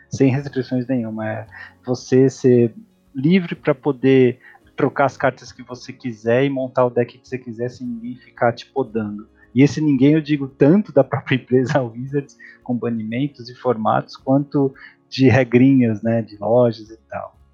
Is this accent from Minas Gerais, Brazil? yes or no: no; Santos, São Paulo, Brazil; now in São Paulo, Brazil; Bom, onde eu me criei? Eu sou de Santos, Santos ou barra São Vicente, né, ali na Baixada Santista, no litoral de São Paulo. É, hoje eu moro em São Paulo porque eu estudo